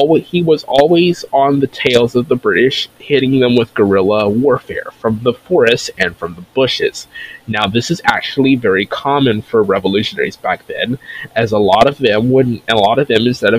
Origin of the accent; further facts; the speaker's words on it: North Carolina, United States; my home state of North Carolina